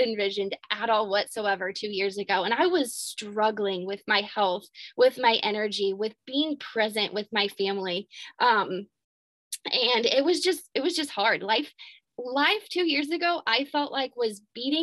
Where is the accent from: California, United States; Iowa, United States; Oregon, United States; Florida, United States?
Iowa, United States; Albia; I am from Albia, Iowa, a tiny little town in Iowa.